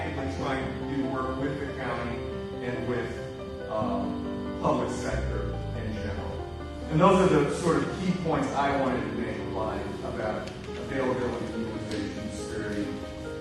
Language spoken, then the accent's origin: English; Atlanta, Georgia, United States; I'm from Atlanta